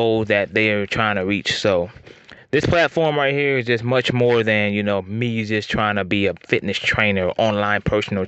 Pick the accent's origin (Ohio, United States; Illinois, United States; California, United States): Ohio, United States; Northwest; I'm from Northwest Ohio